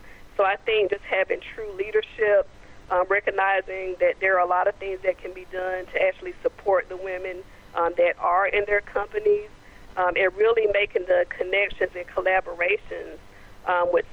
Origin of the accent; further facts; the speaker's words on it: Goldsboro, North Carolina, United States; my hometown of Goldsboro, North Carolina